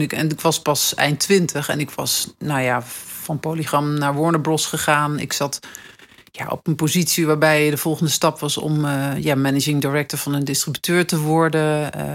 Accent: Nijmegen, Gelderland, Netherlands; moved away as an adult; now in Amsterdam, Netherlands; ik kwam uit Nijmegen, ik woon in Amsterdam

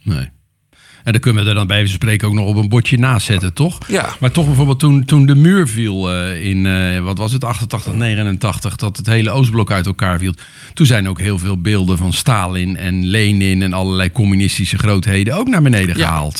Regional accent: Netherlands; wij als Nederlanders

